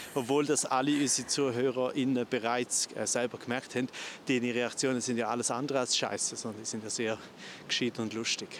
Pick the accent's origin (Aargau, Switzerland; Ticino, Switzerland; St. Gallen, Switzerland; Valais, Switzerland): St. Gallen, Switzerland; Goldach; Rorschach, das ist direkt neben mir, wo ich aufgewachsen bin. Ich bin ja zu Goldach